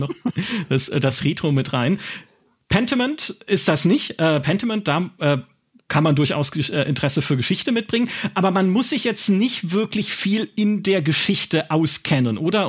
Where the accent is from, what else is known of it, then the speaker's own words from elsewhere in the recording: Black Forest, Baden-Württemberg, Germany; im Schwarzwald spielt, in meiner Heimat